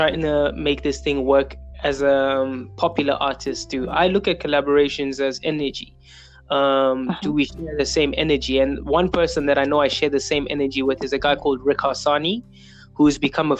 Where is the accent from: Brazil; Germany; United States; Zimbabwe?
Zimbabwe; I'm a singer, songwriter, creator from Zimbabwe, born and raised in Zimbabwe